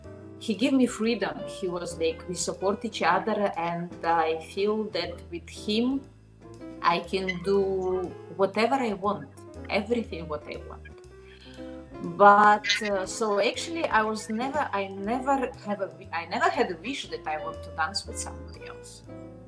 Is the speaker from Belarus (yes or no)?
yes; Minsk, Belarus; English is a second language; moved away as an adult; also born or lived in Slovenia; I was born in Belarus. All my life I was in Minsk, and I was 20 years old when I moved to Slovenia